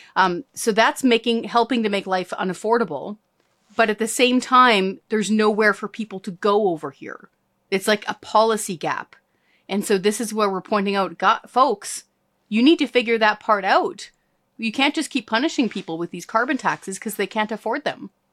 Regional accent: Hope, British Columbia, Canada; I was born and raised in rural British Columbia. So outside of the G V R D, I was raised in Hope.

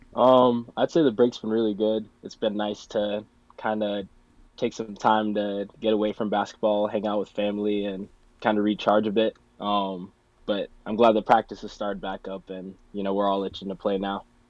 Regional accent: Lincoln, Nebraska, United States; moved away as an adult; now in Morris, United States; I'm from Lincoln, Nebraska.

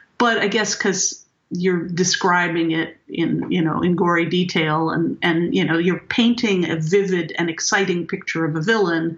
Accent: Martinez, California, United States; where I grew up in Martinez

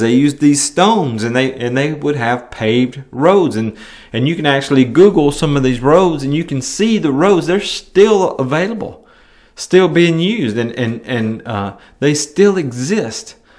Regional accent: Milan, Tennessee, United States; moved away; my hometown of Milan, Tennessee

